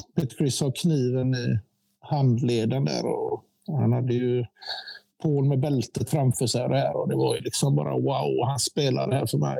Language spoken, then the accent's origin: Swedish; Gothenburg, Västra Götaland, Sweden; also born or lived in Eriksbo; vi flyttade till Gårdsten från Eriksbo fyra